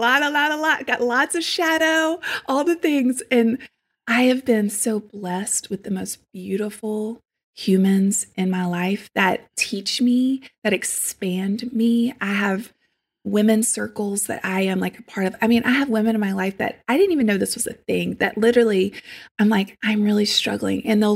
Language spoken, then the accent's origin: English; Deep South, United States; I also, again, growing up in the Deep South, family members, all, you know, there's people in my family that I love